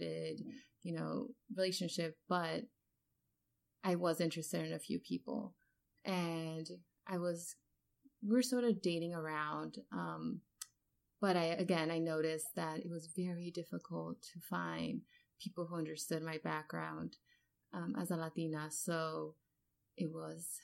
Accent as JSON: {"language": "English", "town": "Los Angeles", "region": "California", "country": "United States", "also_born_or_lived": "Worcester, Massachusetts", "moved": "as an adult", "said": "I come from Los Angeles, where there's huge diversity"}